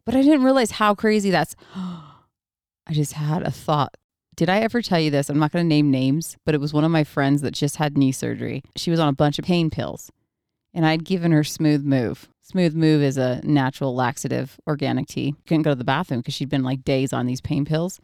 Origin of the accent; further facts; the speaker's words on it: Oregon, United States; moved away; we were born and raised in Oregon, so he still actually lives on the small ranch that I was raised on